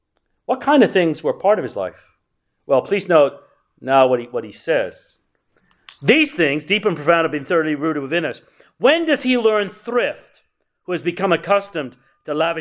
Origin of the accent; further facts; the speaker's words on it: England, United Kingdom; I was raised in England